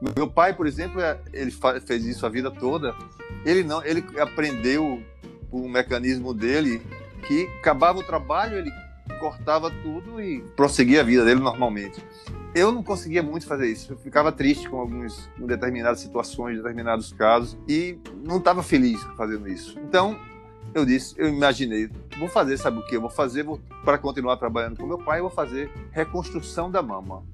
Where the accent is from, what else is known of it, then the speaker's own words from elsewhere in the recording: João Pessoa, Paraíba, Brazil; accent: Paraíba accent, strong; moved away as an adult; also born or lived in Rio de Janeiro, Brazil; now in Milan, Italy; eu sou de João Pessoa, Paraíba